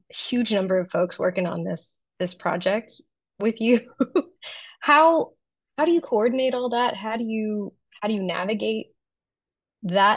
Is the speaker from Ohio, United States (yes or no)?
yes; Columbus, Ohio, United States; I grew up in Columbus, Ohio, so major metropolitan city